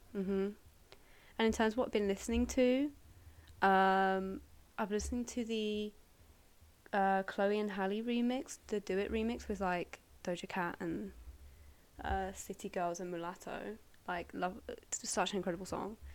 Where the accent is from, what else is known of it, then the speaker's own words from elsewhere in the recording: Surrey, South East England, United Kingdom; I'm from Surrey uh, originally